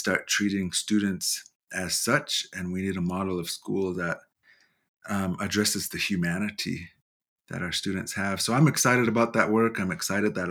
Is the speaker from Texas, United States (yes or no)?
no; Lodge Grass, Montana, United States; I'm from Lodgegrass, Montana, and more specifically Binnada, which is a area between the Bighorn Mountains and Lodgegrass.